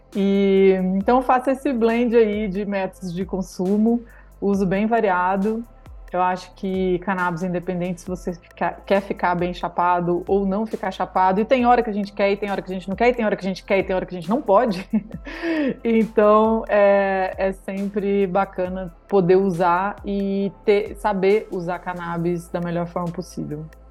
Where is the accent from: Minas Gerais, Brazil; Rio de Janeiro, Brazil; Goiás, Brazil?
Goiás, Brazil; Alto Paraíso de Goiás; moved away as an adult; also born or lived in Vancouver, Canada; eu sou de Alto Paraíso de Goiás. E cresci em São Jorge